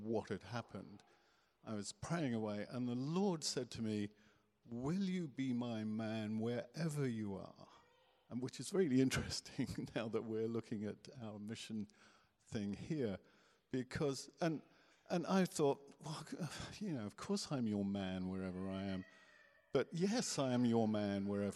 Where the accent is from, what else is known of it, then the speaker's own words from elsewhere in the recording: Guernsey; I was born in Guernsey